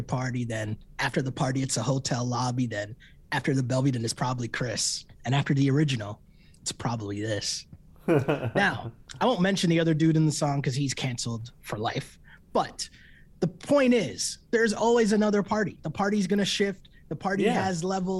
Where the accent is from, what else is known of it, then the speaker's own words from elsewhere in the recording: Toronto, Ontario, Canada; we're from Toronto